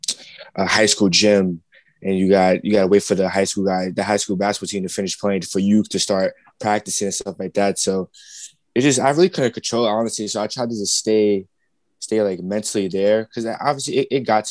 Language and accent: English; Brooklyn, New York, United States; I was born and raised in Brooklyn, New York